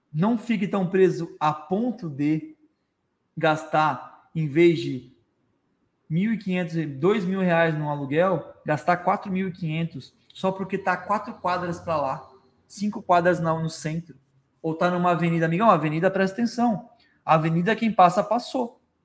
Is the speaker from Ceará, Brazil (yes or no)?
no; Florianópolis, Santa Catarina, Brazil; moved away as an adult; now in Tubarão, Brazil; E eu sou de Florianópolis